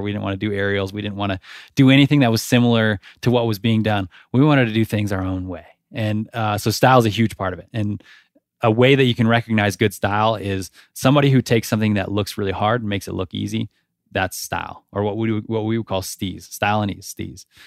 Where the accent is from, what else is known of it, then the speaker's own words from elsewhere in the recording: Nevada, United States; I grew up in Nevada